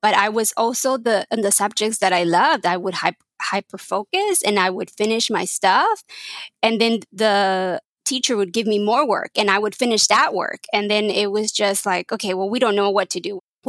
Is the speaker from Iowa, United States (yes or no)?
no; Texas, United States; born there; first language Spanish; English is a second language; And so obviously Spanish was my primary language and my only language till I was 10. But I was born in Texas